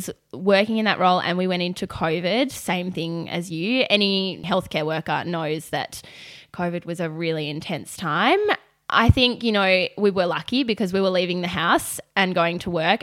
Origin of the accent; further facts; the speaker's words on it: Melbourne, Victoria, Australia; I am born and bred in Melbourne, so I haven't really gone far.